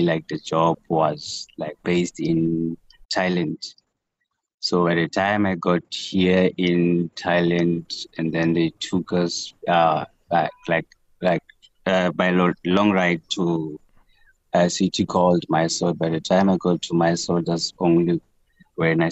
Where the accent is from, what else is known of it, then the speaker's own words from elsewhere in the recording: Masilonyana, Free State, South Africa; moved away as an adult; the community from my hometown, Masilonyana